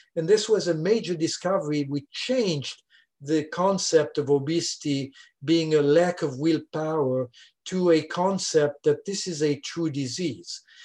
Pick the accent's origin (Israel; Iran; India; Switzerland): Switzerland; first language French; English is a second language; moved away as an adult; now in Louisiana, United States; I'm originally from Switzerland, as you can hear